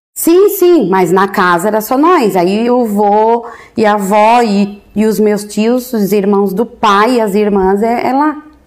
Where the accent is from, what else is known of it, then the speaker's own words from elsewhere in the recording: Orleans, Santa Catarina, Brazil; also born or lived in Florianópolis / Imbituba; eu entrei aqui na quinta série